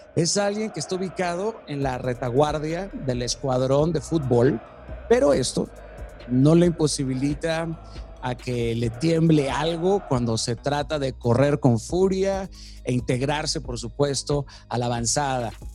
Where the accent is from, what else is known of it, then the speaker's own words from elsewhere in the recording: Tlalnepantla de Baz, State of Mexico, Mexico; yo crecí en Tlanepantla